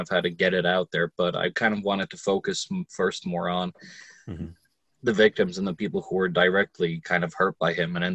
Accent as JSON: {"language": "English", "town": "Lodi", "region": "New Jersey", "country": "United States", "tie": "born or raised there", "said": "Growing up in Jersey and growing up in Lodi"}